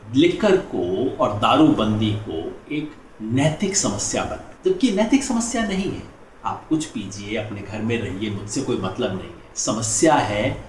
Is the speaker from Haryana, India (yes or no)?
yes; Rewari, Haryana, India; हमारे जिले रेवाड़ी हरियाणा में